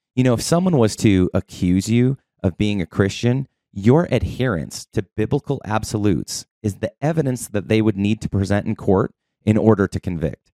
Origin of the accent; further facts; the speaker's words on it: Boulder, Colorado, United States; moved away; Originally, I'm from Boulder, Colorado. I lived on the mountain